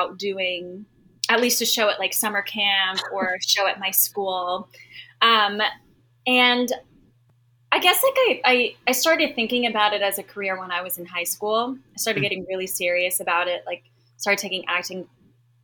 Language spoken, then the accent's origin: English; Miami, Florida, United States; I was born and raised in Miami, Florida